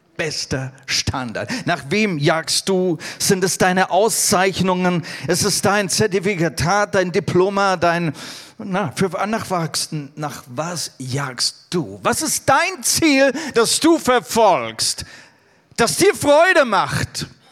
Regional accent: Germany; also born or lived in India; ich bin Deutscher.

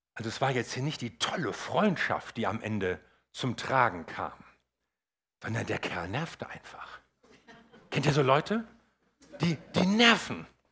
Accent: Northern Germany, Germany; für mich als Norddeutscher

